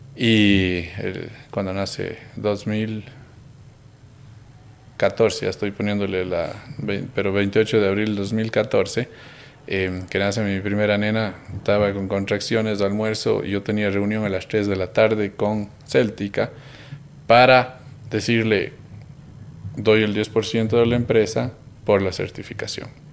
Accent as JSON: {"language": "Spanish", "town": "Cuenca", "region": "Azuay", "country": "Ecuador", "said": "seguimos siendo esos chicos cuencanos"}